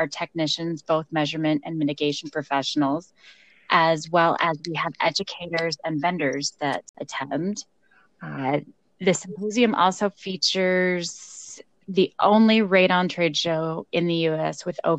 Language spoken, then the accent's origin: English; Colorado, United States; Denver, Colorado, my home state